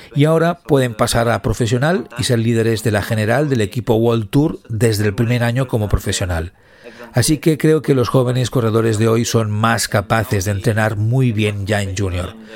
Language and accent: Spanish; Southern Italy, Italy; moved away as an adult; comenzamos casi al mismo tiempo nuestra carrera con el mismo perfil de corredor del sur de Italia y nos mudamos al norte de Italia para competir